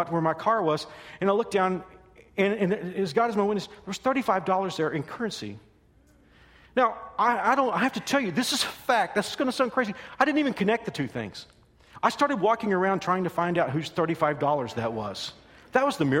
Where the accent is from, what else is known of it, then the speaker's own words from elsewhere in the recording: Texas, United States; When I was a little boy, growing up in Texas